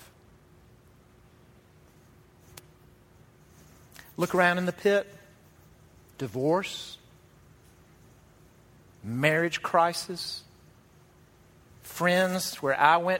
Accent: Jackson, Mississippi, United States; moved away; my hometown of Jackson, Mississippi

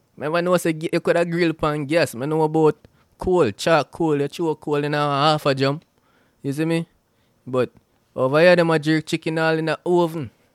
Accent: Jamaica; now in United States; I'm a Jamaican

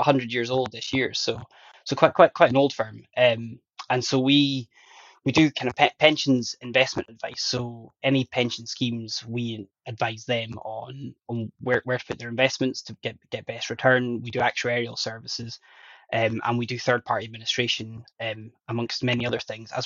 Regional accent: Northern Ireland, United Kingdom; also born or lived in Northwest Highlands, Scotland; I grew up in Northern Ireland in relative poverty.

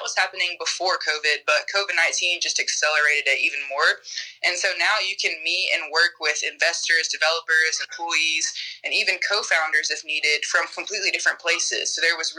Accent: Ridgeland, Mississippi, United States; I'm actually from Ridgeland, Mississippi, so not too far from Madison. And I actually, you know, lifelong Mississippian, grew up in Mississippi, was born here

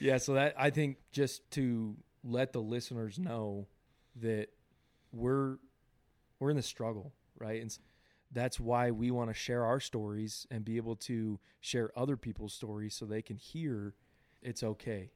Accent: Southern California, United States; now in Utah, United States; I was born and raised in California, Southern California.

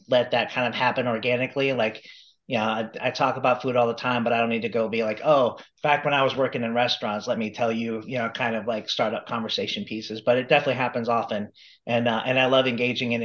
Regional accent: Phoenix, Arizona, United States; here in my hometown of Phoenix

